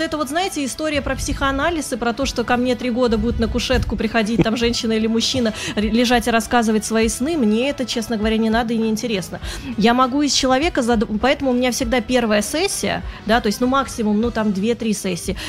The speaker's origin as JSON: {"language": "Russian", "region": "Saint Petersburg", "country": "Russia", "moved": "as an adult", "lives_now": "Moscow, Russia", "said": "я сама петербурженка"}